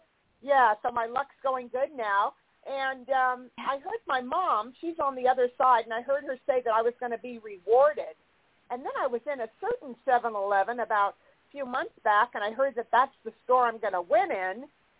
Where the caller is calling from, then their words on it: California, United States; I'm in California.